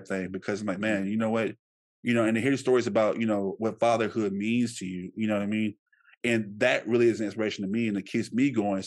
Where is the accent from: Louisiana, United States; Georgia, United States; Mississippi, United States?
Louisiana, United States; Shreveport; I come from Shreveport